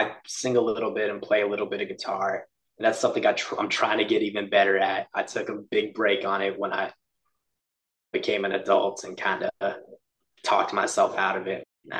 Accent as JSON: {"language": "English", "region": "Texas", "country": "United States", "tie": "born or raised there", "also_born_or_lived": "Oklahoma City", "said": "I'm 24 right now. I grew up in Texas my whole life, but spent a couple years in Oklahoma City a few years back."}